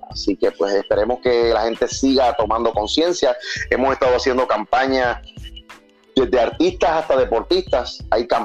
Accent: Dominican Republic; Recuerdo mi niñez en República Dominicana. Incluso recuerdo mi deporte, la lucha libre en República Dominicana.

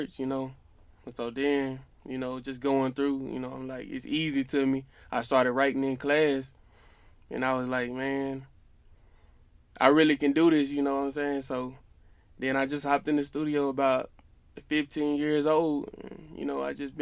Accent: Decatur, Mississippi, United States; I'm from Decatur, Mississippi, you know. It's like a little small town

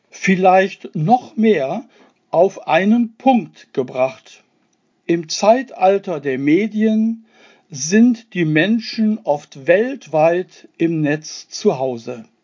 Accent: Duisburg, North Rhine-Westphalia, Germany; Auf meine Heimatstadt Duisburg bezogen heißt das, wenn ich digital online bin, dann verwirkliche ich mich in Duisburg mittlerweile mehr

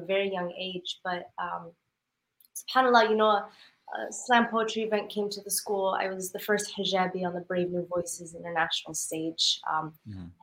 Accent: Denver, Colorado, United States; moved away as an adult; now in Houston, United States; I'm born and raised in Denver. So mm-hmm. I'm from the mountains

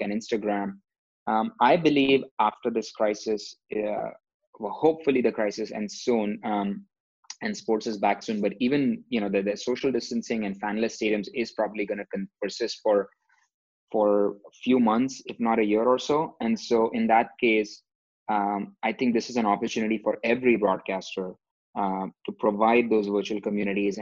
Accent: India; moved away; growing up in India

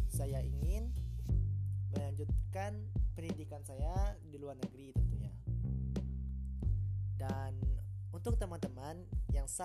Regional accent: Jambi, Indonesia; Jadi dari Prodi Teknik Elektro dan saya berasal dari Jambi dan juga saya alumni dari Madrasah Aliyah Sumatera Tawalib

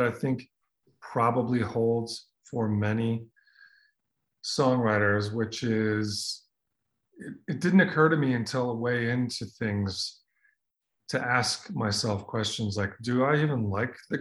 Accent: Minnesota, United States; I grew up in Minnesota

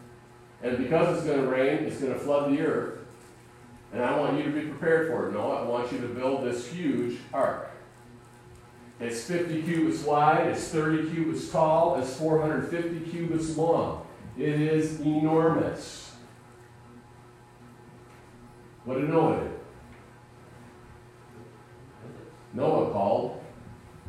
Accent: United States; We as American Christians

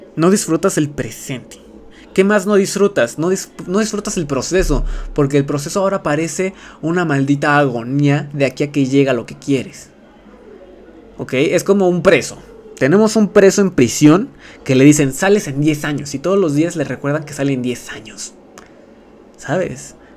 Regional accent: Mexico; siendo streamer mexicano

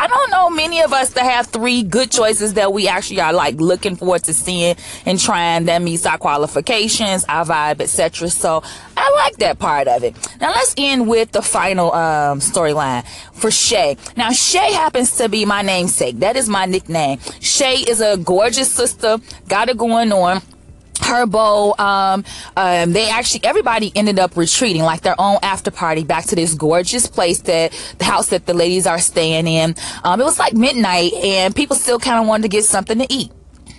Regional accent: Chicago, Illinois, United States; because I was coming from Chicago and Lincoln Park, which is predominantly white

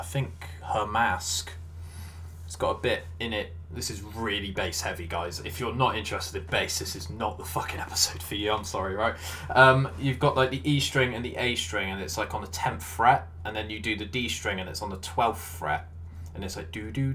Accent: Weymouth, South West England, United Kingdom; I'm from Weymouth

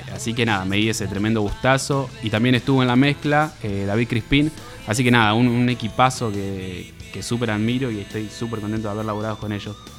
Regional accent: Campana, Buenos Aires Province, Argentina; yo soy de Campana

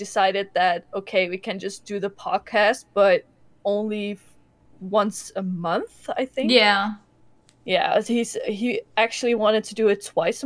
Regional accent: Enschede, Overijssel, Netherlands; we're from Enschede, from Holland

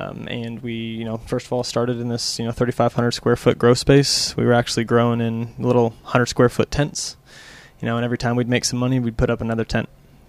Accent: Springdale, Arkansas, United States; moved away as an adult; also born or lived in Wichita, Kansas; now in Oklahoma City, United States; I'm originally from Springdale, Arkansas.

